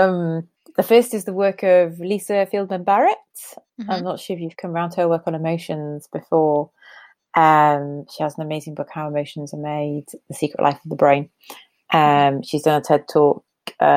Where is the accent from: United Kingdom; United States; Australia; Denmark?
United Kingdom; Newcastle upon Tyne, North East England; moved away; I'm a Geordie born and bred